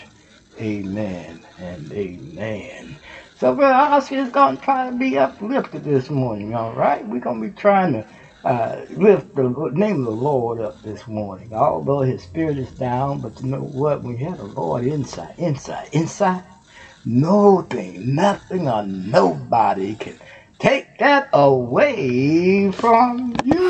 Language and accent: English; Houston, Texas, United States; now in Ohio, United States; That's my home state, Houston, Texas. And we from Houston, Texas